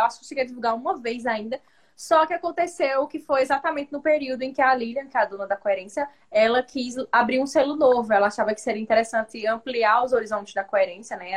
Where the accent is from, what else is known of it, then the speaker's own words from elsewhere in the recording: Northeast Region, Brazil; eu sou nordestina